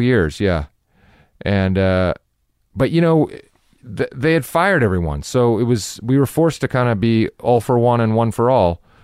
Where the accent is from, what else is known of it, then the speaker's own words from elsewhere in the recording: Irvine, California, United States; also born or lived in Newport Beach; Irvine, I was born in Newport Beach. I grew up in Irvine.